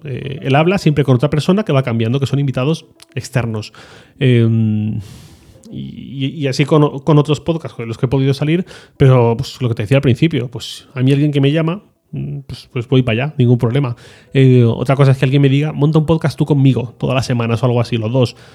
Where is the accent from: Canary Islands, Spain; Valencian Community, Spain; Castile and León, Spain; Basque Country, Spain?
Valencian Community, Spain; yo soy valenciano